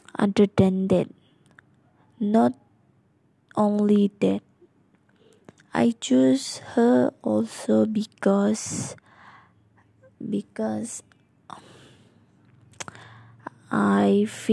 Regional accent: Sarawak, Malaysia; I'm from Sarawak

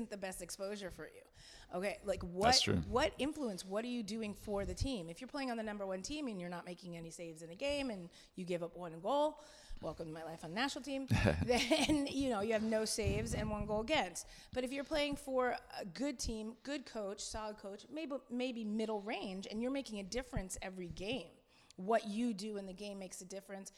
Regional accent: New Jersey, United States; I'm from New Jersey.

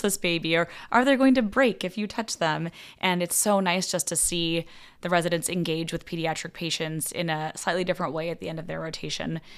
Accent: West Coast, United States; moved away as an adult; also born or lived in Los Angeles / Arizona / Cincinnati; now in Omaha, United States; I grew up on the West Coast um, pretty much entirely

